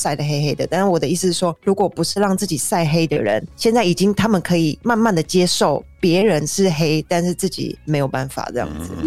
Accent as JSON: {"language": "Chinese", "country": "Taiwan", "moved": "yes", "said": "我是一个台湾人"}